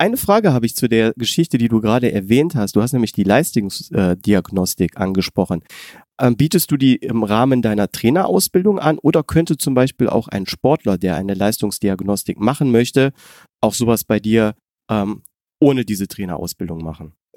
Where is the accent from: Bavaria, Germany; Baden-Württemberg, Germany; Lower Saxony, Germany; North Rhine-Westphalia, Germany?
North Rhine-Westphalia, Germany; near Mönchengladbach; ich komme ja aus der Nähe von München-Gladbach